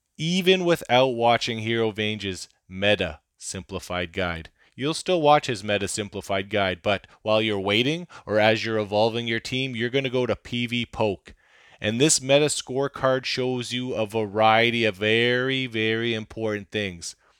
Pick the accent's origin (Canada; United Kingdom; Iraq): Canada; I'm a Canadian